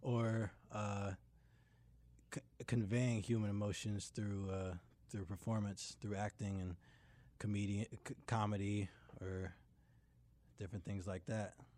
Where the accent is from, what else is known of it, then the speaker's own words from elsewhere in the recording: Durham, North Carolina, United States; also born or lived in Greenville; I grew up in Durham until I went off to college